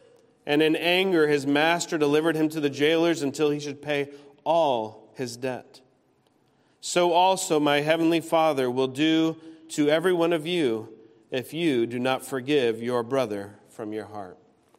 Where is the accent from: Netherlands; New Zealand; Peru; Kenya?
Peru; also born or lived in United States; As a missionary kid, I grew up in Peru and lived all over the United States as well as my parents traveled from state to state raising support.